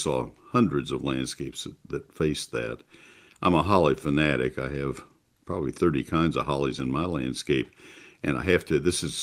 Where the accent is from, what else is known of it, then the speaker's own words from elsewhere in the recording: College Station, Texas, United States; I grew up in College Station and certainly familiar with South Central Texas